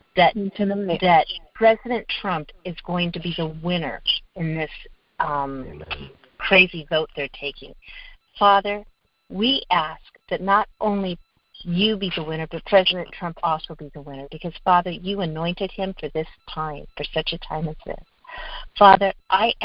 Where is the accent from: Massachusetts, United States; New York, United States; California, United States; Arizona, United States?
California, United States; also born or lived in Fort Wayne, Indiana; I was raised in California